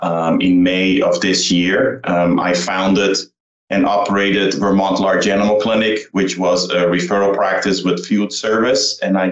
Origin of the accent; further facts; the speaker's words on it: Brazil; moved away as an adult; also born or lived in North Carolina; now in United States; I am originally from Brazil. I came to the United States and went to vet school at North Carolina State.